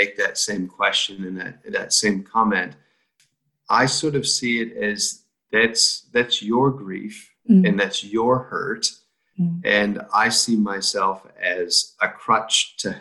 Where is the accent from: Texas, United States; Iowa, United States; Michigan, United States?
Iowa, United States; moved away as an adult; now in New Zealand; I came from Iowa, which is right smack in the middle, and not a lot of cities, but we have a lot of small towns